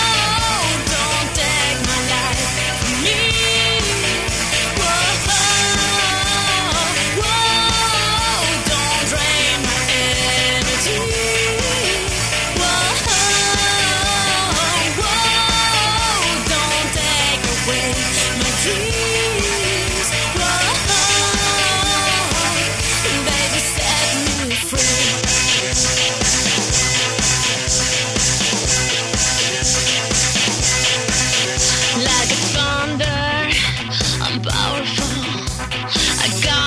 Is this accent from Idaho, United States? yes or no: no; New York City, New York, United States; now in California, United States; I'm from New York originally. I'm a New Yorker. I'm from Brooklyn